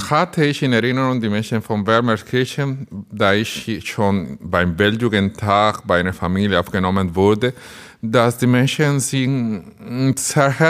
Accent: Dominican Republic; now in Burscheid, Germany; Ich komme aus der Dominikanischen Republik, ein Land auf einer kleinen Insel in der Karibik, wo das ganze Jahr Sommer ist, nicht wie bei uns hier in Bermerskirchen

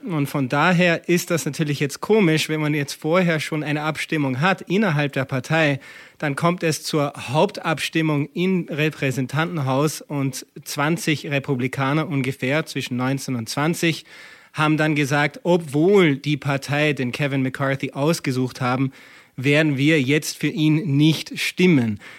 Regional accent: Austria; now in United States; als, als äh, Österreicher und Amerikaner, der oft lang in Europa auch gelebt hat

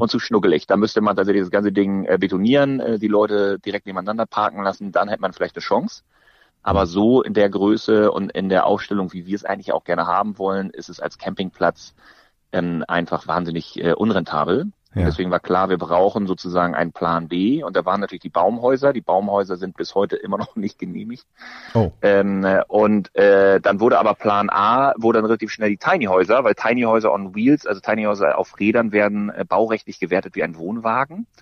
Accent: Northern Germany, Germany; selbst als Norddeutscher

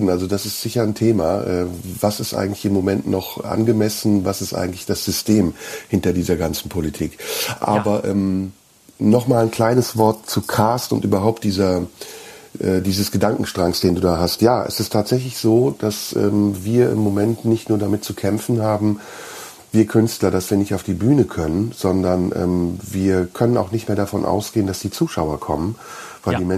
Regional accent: Neuss, North Rhine-Westphalia, Germany; meiner Heimatstadt Neuss.

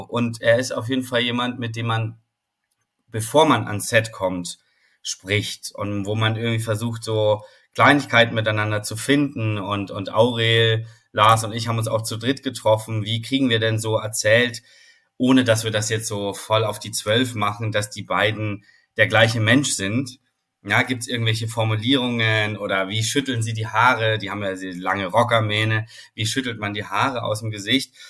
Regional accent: Vorarlberg, Austria; now in Hamburg, Germany; ich bin in Vorarlberg aufgewachsen

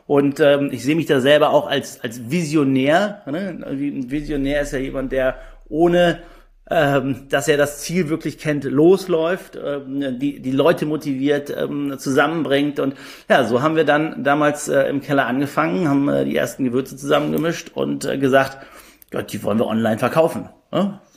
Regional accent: Düsseldorf, North Rhine-Westphalia, Germany; born there; 34 Jahre alt, bin gebürtiger Düsseldorfer und auch der Grund, warum Just Spices in Düsseldorf sitzt.

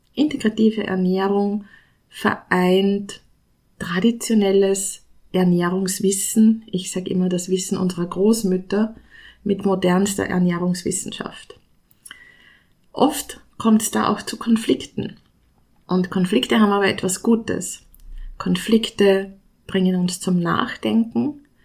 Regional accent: Austria; ich komme aus Österreich

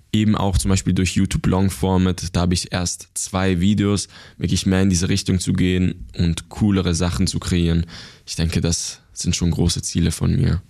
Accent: Basel, Switzerland; ich bin geboren und aufgewachsen in der Schweiz.

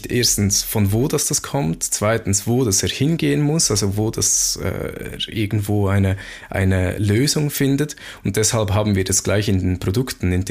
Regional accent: Switzerland; so als Schweizer kann ich mir das gut merken

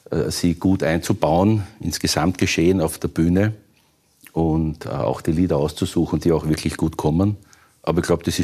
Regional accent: Vienna, Austria; Also ich hab, bin aufgewachsen in Wien, in den 60ern bin ich geboren, in den 70ern habe ich das alles noch gesehen.

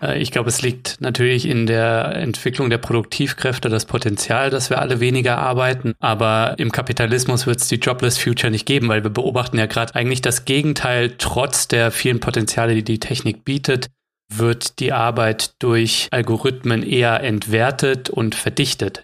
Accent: Germany; bei uns in Deutschland

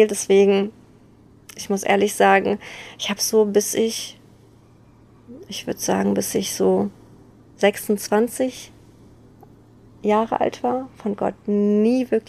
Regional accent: Bergneustadt, North Rhine-Westphalia, Germany; ich komme aus Beckneustadt

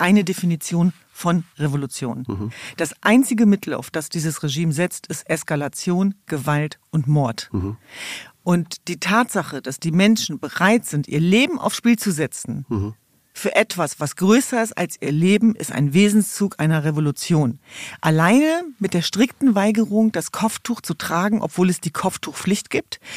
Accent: Hanover, Lower Saxony, Germany; ich komme aus Hannover-Linden

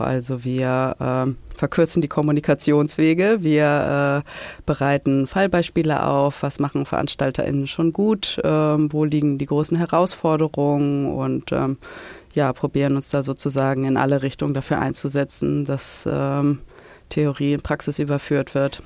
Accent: Hamburg, Germany; in Hamburg war, meine Heimatstadt

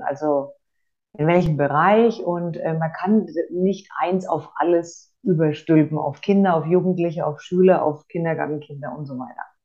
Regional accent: Franconia, Bavaria, Germany; ich komme aus Franken

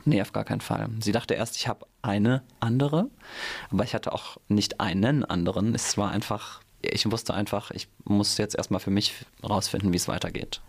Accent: Mainz, Rhineland-Palatinate, Germany; ich bin in Münchfeld geboren, wohne mittlerweile in Gonsenheim und bin hier um die Ecke sogar zur Schule gegangen, aufs Theresianum

